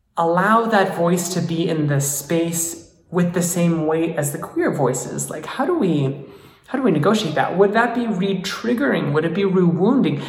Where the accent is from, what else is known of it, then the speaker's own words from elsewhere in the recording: United States; as being an American